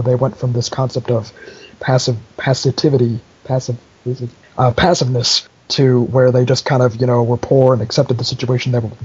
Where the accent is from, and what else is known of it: Chicago, Illinois, United States; born or raised there